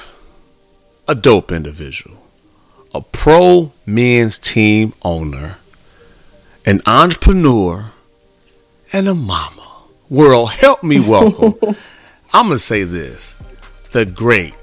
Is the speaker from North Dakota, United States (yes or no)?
no; Illinois, United States; Gurnee, Illinois, my home state where I play high school ball